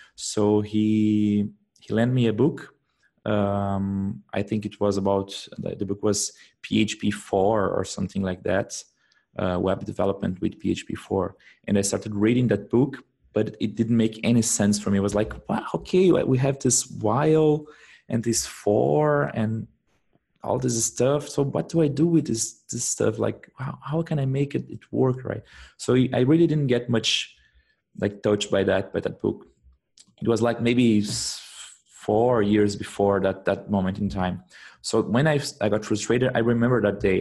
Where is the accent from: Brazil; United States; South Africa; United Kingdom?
Brazil; moved away as an adult; now in Germany; I am I come from Brazil but uh, I'm living in Germany for the past now I think it's around eight months.